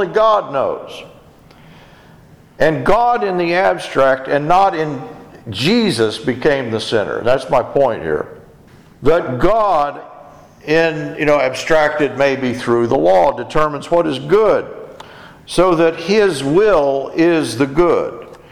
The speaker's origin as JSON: {"language": "English", "country": "United States", "said": "as Americans"}